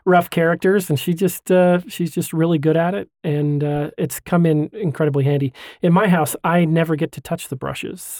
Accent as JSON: {"language": "English", "town": "Hooper", "region": "Utah", "country": "United States", "tie": "born or raised there", "also_born_or_lived": "Washington", "lives_now": "Kaysville, United States", "said": "I grew up in Hooper"}